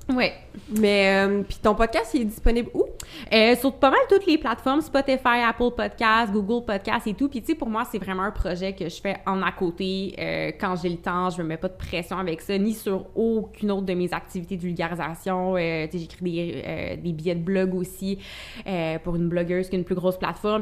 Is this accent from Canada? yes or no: yes; Gatineau, Quebec, Canada; Je suis originaire de Gatineau